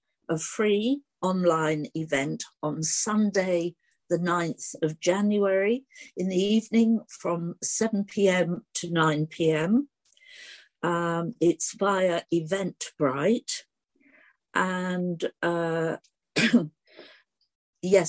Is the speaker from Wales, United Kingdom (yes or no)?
no; Cleethorpes, Yorkshire and the Humber, United Kingdom; my childhood growing up in Cleethorpes at the seaside